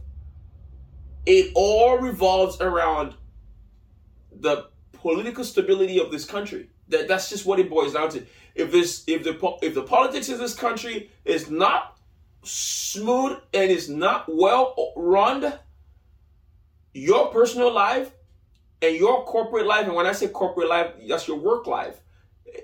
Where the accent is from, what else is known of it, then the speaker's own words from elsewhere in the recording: Lagos, Nigeria; moved away as an adult; now in United States; I grew up in Nigeria. I was born in Lagos, Nigeria. So I moved out here in late 2008, early 2009